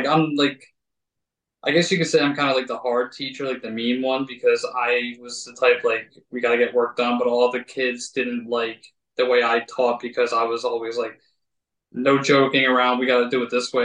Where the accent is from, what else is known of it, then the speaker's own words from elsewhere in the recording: Collingdale, Pennsylvania, United States; also born or lived in West Chester, Pennsylvania; I grew up my whole life in Collingdale, and I moved to Westchester